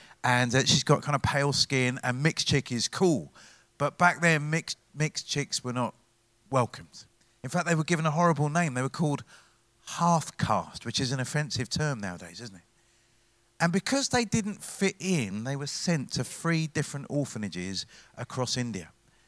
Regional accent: Brighton, South East England, United Kingdom; I am not from Manchester. Did you guess it? I was born in Brighton. Oh, come on. Loving it. But my mum was born in India. And my dad was born in Malaysia. My dad's dad was born in Sri Lanka.

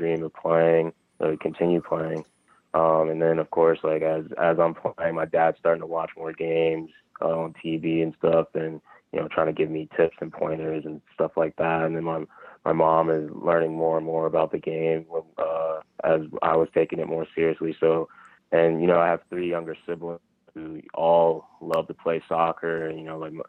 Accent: Bowie, Maryland, United States; now in Dallas, United States; I grew up in Bowie, Maryland

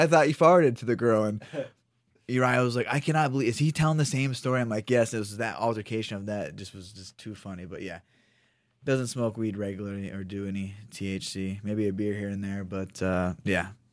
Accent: Ohio, United States; moved away as an adult; now in Sacramento, United States; I'm from Ohio, I'm, you know, Midwest

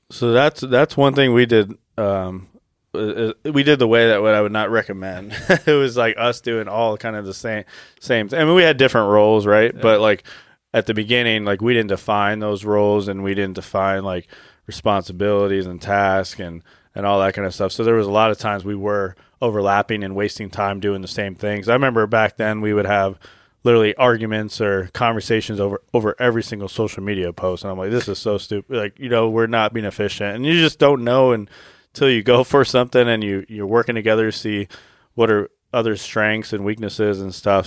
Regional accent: Arizona, United States; I was born and raised in Arizona

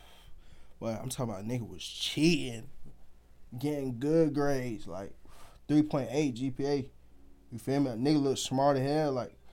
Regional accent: Nigeria; You know, I'm African. I'm Nigerian.

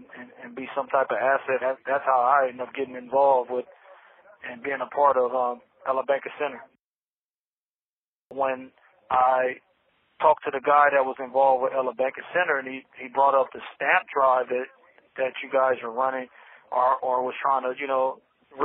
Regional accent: Bakersfield, California, United States; also born or lived in Los Angeles; now in Soledad, United States; We ended up moving to Bakersfield, you know, like 88, 89, and we went out there, and that's where I would start living, in Bakersfield

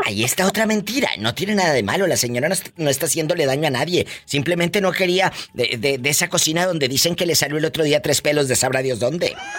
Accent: Matamoros, Tamaulipas, Mexico; en mi tierra, en Matamoros, Tamaulipas

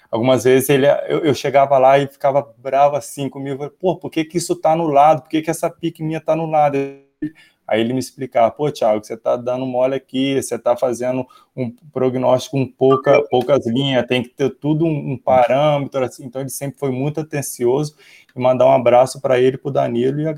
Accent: Espírito Santo, Brazil; Eu também sou do interior do Espírito Santo.

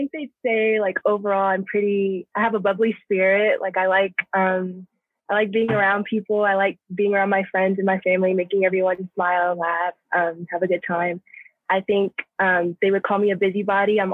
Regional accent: Houston, Texas, United States; moved away as an adult; now in Ithaca, United States; I'm originally from Houston, Texas. Now I'm in Ithaca

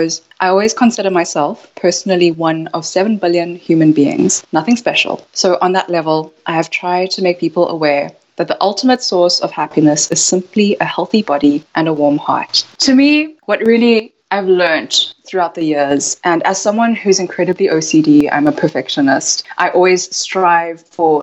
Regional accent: South Africa; So I was born in South Africa, and my parents are from Taiwan, but my mother is Japanese. And so there's a lot of culture there. And growing up in South Africa

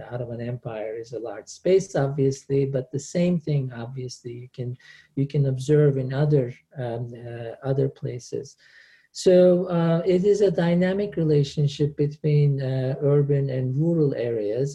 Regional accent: Antakya, Hatay, Turkey; moved away as an adult; in Turkey, I am from Antakya.

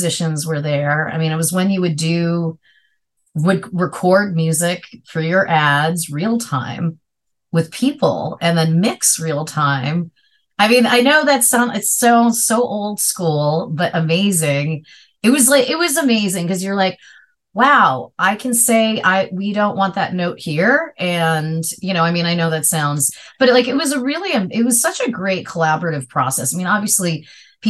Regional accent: Long Island, New York, United States; I grew up in Long Island, so a suburb of New York

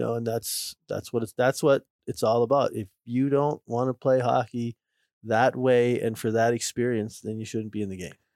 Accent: Minnesota, United States; moved away; I'm from Minnesota

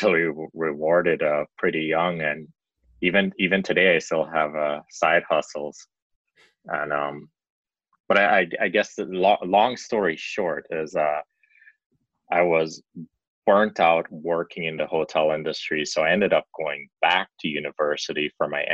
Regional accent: Belize; also born or lived in Chicago, United States / Miami, United States; now in United Kingdom; I grew up in Belize, a very small country

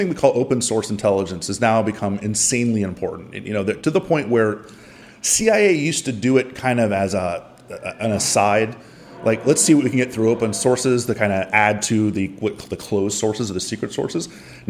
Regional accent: Miami, Florida, United States; I'm from Miami.

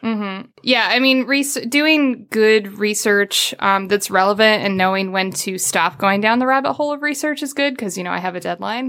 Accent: Midwest, United States; I'm from the Midwest

